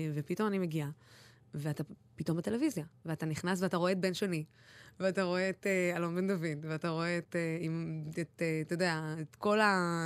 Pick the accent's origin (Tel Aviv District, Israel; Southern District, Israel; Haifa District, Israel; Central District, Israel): Southern District, Israel; Dimona; אני בחורה ערבייה שגדלה בדימונה ואין לה מבטא